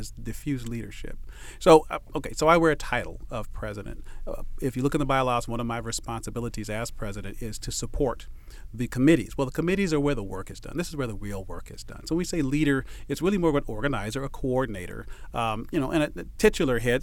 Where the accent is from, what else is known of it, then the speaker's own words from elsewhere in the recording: Los Angeles, California, United States; moved away as an adult; now in San Diego, United States; My little brother still lives in the house that we grew up